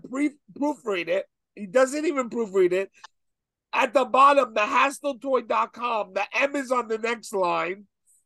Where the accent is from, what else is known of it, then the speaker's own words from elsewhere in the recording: New York City, New York, United States; moved away; growing up in Brooklyn